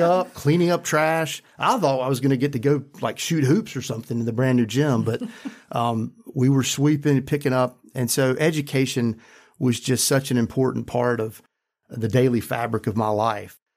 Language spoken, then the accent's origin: English; Randolph County, North Carolina, United States; I grew up in Randolph County, a very rural, poor county